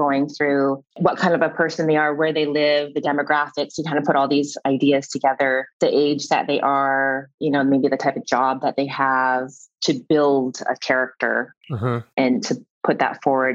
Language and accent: English; Canada; I am Canadian